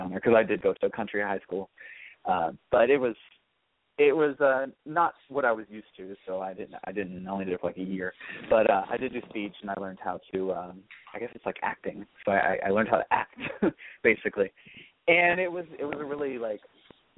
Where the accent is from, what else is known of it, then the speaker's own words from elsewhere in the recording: Louisville, Kentucky, United States; I'm from Louisville, Kentucky, born and raised. I currently live there as well.